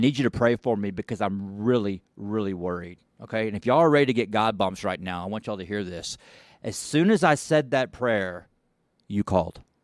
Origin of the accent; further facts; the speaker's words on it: Dallas, Texas, United States; I'm looking down over Dallas, and I've lived here my whole life